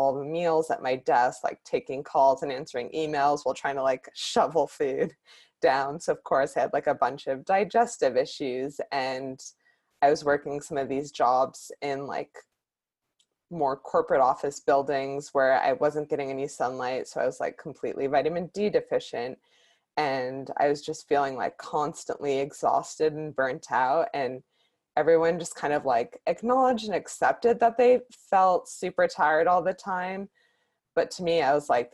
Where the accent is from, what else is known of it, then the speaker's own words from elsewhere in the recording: Bay Area, Northern California, United States; moved away as an adult; now in Los Angeles, United States; I grew up in the Bay Area in Northern California and moved down